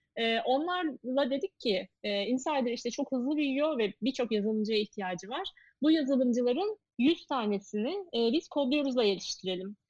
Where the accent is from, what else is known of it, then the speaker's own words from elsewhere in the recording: Eskişehir, Turkey; moved away; benim memleketimiz Eskişehir.